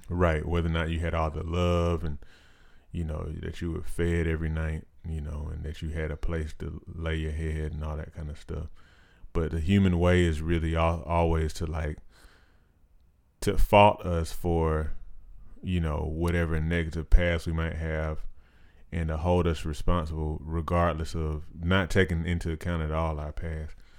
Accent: United States; being an American

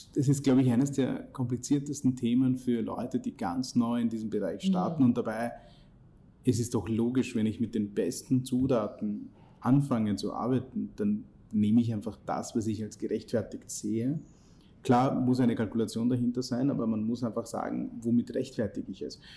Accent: India; now in Austria; ich bin in Indien geboren und aufgewachsen

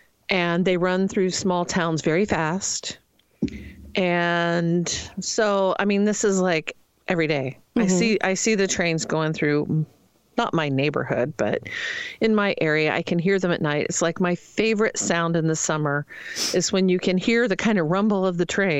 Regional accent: Ohio River watershed, Ohio River Valley, United States; as a child, I grew up in a town that our drinking water came out of the Ohio River

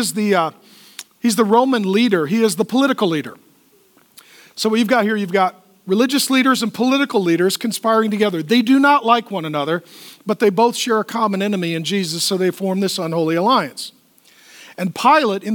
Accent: United States; I'm a pastor from America

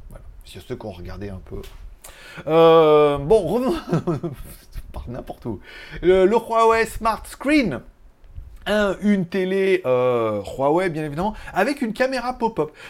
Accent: France; Je suis français, monsieur. Je suis pas ou croate je suis français.

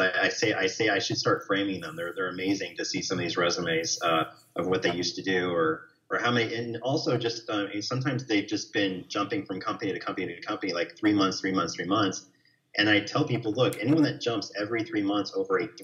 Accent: New York, United States; now in Texas, United States; I'm from New York and we tend to be a little bit more wordy about, you know, negativity

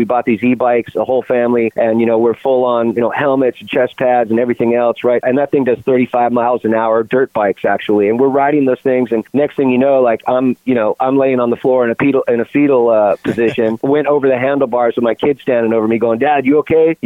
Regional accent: California, United States; born and raised in California

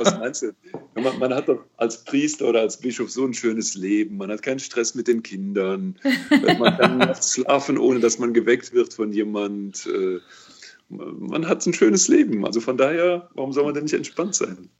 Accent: Cologne, North Rhine-Westphalia, Germany; das kann ich ja nur als Kölner beantworten, weißt du? Hier in Köln

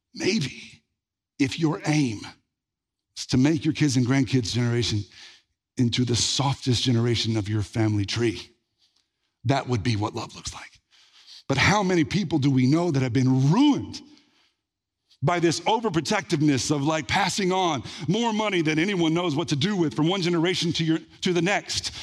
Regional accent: Red Lick, Texas, United States; when I was growing up in Red Lake

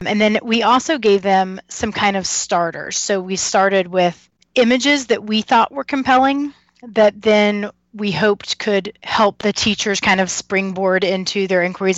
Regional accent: Kentucky, United States; moved away as an adult; also born or lived in North Carolina; now in Harrisonburg, United States; I'm from Kentucky

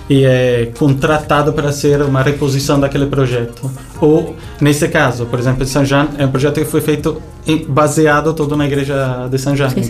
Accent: Italy; Mesmo eu sendo italiano, eu manifesto aqui orgulho português.

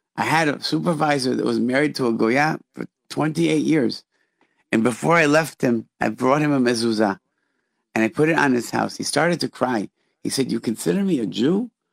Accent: Rochester, New York, United States; we grew up in Rochester, which is an hour away from Niagara Falls

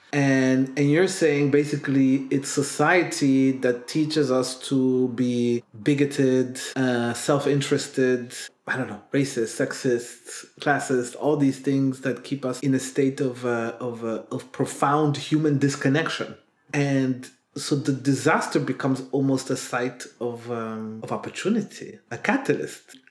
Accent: Burundi; also born or lived in Netherlands; now in Belgium; growing up in Burundi then moving to the Netherlands and then going back to Burundi to live there

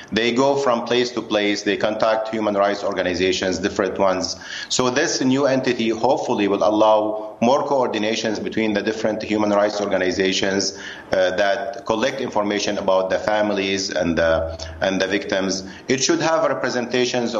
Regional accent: Syria; now in United States; I grew up in Syria and then came to the United States and practicing a physician.

